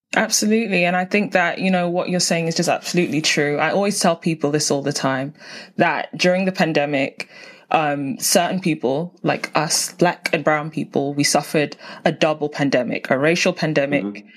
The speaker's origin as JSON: {"language": "English", "region": "London", "country": "United Kingdom", "tie": "born or raised there", "said": "I grew up in South London. So, you know, gotta keep it South London."}